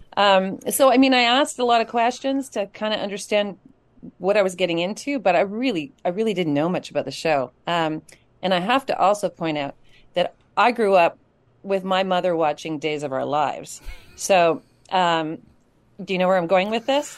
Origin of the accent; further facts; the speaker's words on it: Kamloops, British Columbia, Canada; him and I grew up together in Kamloops